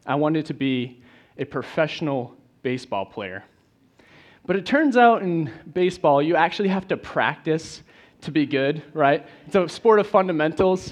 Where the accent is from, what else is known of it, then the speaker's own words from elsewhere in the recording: Maine, United States; moved away as an adult; now in Tennessee, United States; I'm originally from Maine, where it's much colder than it is here, so I'm glad I'm in Tennessee